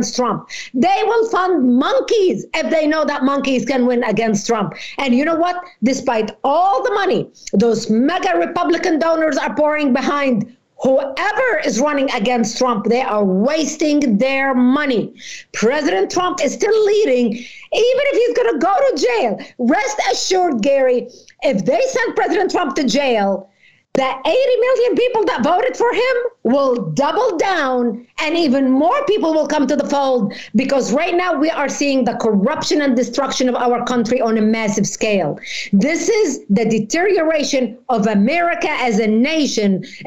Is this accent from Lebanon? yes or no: yes; Lebanon; now in United States; I was born in Lebanon